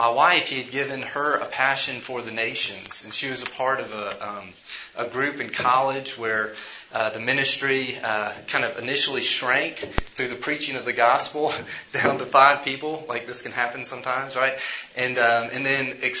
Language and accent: English; Memphis, Tennessee, United States; I'm from Memphis